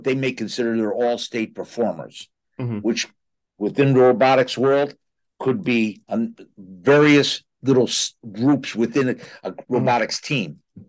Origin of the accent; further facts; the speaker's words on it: New Haven, Connecticut, United States; as a young man growing up in New Haven, my next door neighbor was a Red Sox guy.